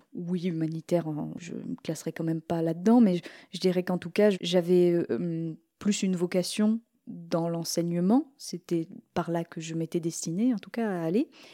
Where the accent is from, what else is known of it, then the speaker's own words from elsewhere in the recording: Normandy, France; j'ai été élevée par des potiers un petit peu hippies en Normandie